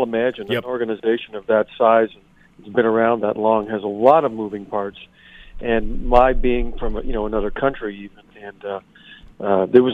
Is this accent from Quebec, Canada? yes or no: yes; Montreal, Quebec, Canada; moved away as an adult; now in Toronto, Canada; I'm originally from Montreal. I returned to Montreal when I got out of university